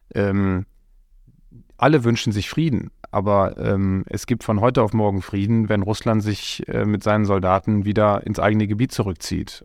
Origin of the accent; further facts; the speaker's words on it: Coesfeld, North Rhine-Westphalia, Germany; ich komme aus Coesfeld, mitten im Münsterland, bin da geboren und aufgewachsen